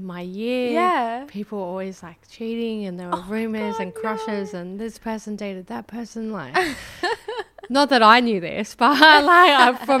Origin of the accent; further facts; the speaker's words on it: Wagga Wagga, New South Wales, Australia; also born or lived in Northern Rivers; I grew up in Wagga Wagga.